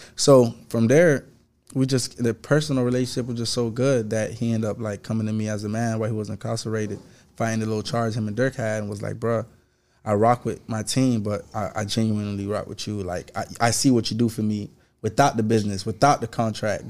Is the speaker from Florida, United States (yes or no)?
yes; Sunrise, Florida, United States; also born or lived in Haiti; I'm from Broward County, Florida. I'm from the same place … from, … is from, Broward County. I'm just from, Br-, um, sunrise